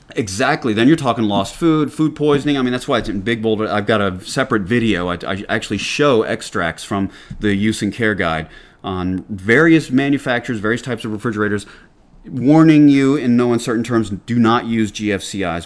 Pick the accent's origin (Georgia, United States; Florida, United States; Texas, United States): Georgia, United States; Atlanta; accent: Southern; now in New Hampshire, United States; I grew up in Atlanta